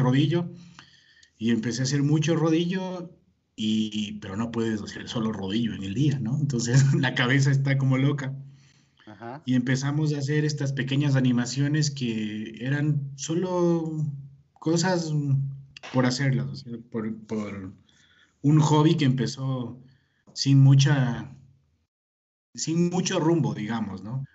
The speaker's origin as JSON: {"language": "Spanish", "country": "Ecuador", "said": "yo soy de Ecuador"}